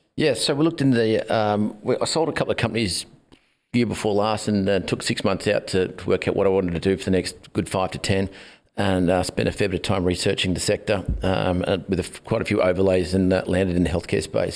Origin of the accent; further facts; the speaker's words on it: Glen Innes, New South Wales, Australia; moved away as an adult; also born or lived in Sydney / Gold Coast / North Bondi; I born in Sydney, then moved to the country, a little country town called Glen Innes in northern New South Wales, and um, was there for. Um, best part of 20 years